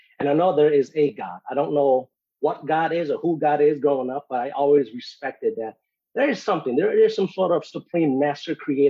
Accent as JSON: {"language": "English", "town": "Minneapolis", "region": "Minnesota", "country": "United States", "tie": "born or raised there", "also_born_or_lived": "Phoenix, Arizona", "moved": "as an adult", "lives_now": "Dallas, United States", "said": "I'm actually originally born in Minneapolis, Minnesota. Moved out to Phoenix, Arizona about 8 years ago. Currently stationed in Dallas."}